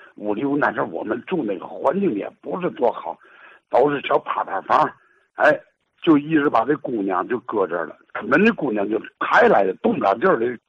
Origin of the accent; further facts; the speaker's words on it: Didaowai, Tianjin, China; 我呀，打小就在那儿生人，我就住亚东三条二十八号